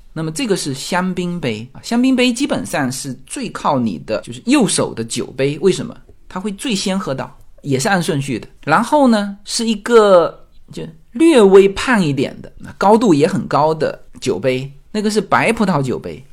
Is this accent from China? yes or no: yes; China; now in United States; 我们中国人喝酒是一个叫团体行为